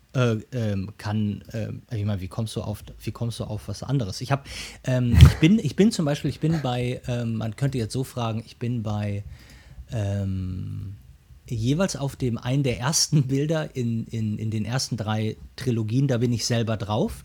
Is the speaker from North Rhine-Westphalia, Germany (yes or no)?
yes; Ruhr area, North Rhine-Westphalia, Germany; now in Hamburg, Germany; ich komme komm aus dem Ruhrgebiet gebürtig